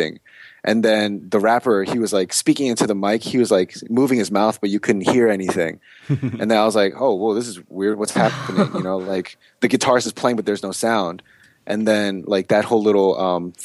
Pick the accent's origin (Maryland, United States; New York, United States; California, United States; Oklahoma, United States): Maryland, United States; Germantown; moved away as an adult; also born or lived in Silver Spring, Maryland; now in Atlanta, United States; my experience growing up in Maryland doing this music thing